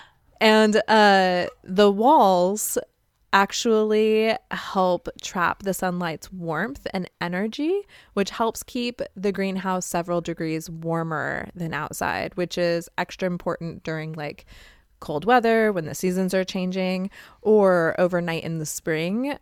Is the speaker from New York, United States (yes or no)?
no; Arizona, United States; now in Midwest, United States; I'm from Arizona